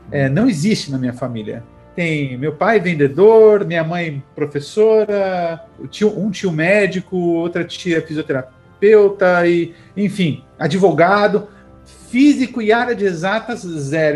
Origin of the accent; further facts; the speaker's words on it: Taboão da Serra, São Paulo, Brazil; nasci em São Paulo, mas passei toda a infância em Taboão da Serra